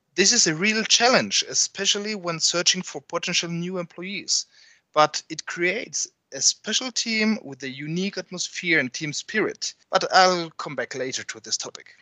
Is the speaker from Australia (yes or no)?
no; Belgium; moved away; I come from Belgium